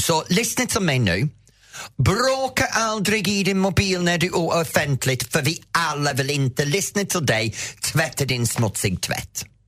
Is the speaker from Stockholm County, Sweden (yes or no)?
yes; Roslagen, Stockholm County, Sweden; also born or lived in Norrtälje; från min hemtrakt